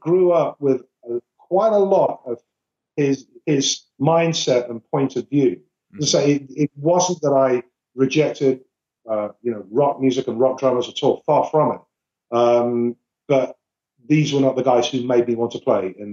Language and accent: English; Birmingham, West Midlands, United Kingdom; now in London, United Kingdom; I grew up in Birmingham, which is about 100 miles away